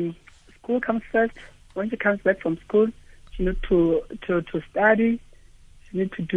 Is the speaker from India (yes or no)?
no; Bloemfontein, Free State, South Africa; We are from Bloemfontein in phase two.